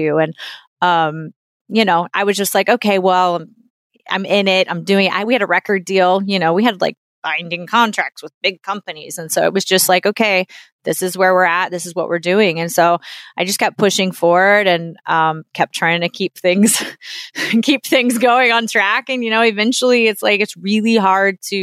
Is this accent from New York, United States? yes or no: no; New Orleans, Louisiana, United States; moved away; also born or lived in Nashville; I'm from New Orleans